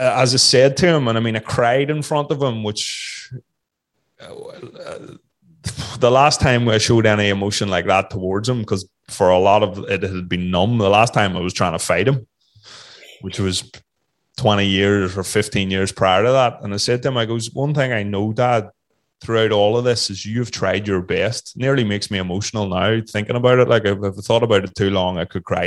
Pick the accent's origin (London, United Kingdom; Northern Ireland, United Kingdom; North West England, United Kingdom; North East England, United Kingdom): Northern Ireland, United Kingdom; also born or lived in Australia; growing up in Northern Ireland in the 70s and 80s, where everybody wanted to kill you